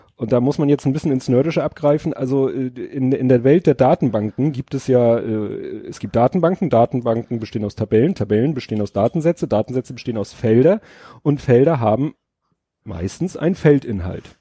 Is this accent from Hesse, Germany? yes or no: no; Hamburg, Germany; ich bin ja in Stalzhoop aufgewachsen